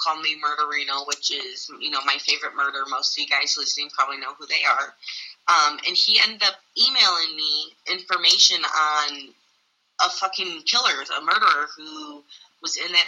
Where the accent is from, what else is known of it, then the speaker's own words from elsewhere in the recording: DuPage County, Illinois, United States; I grew up in the DuPage County area